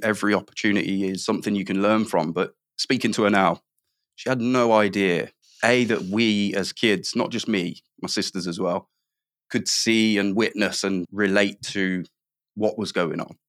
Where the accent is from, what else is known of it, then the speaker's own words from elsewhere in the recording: Midlands, United Kingdom; I grew up in the Midlands